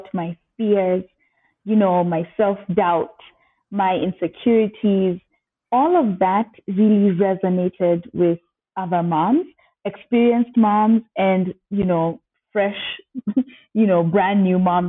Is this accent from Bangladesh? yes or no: no; Kenya; also born or lived in United States; as a Kenyan living in the US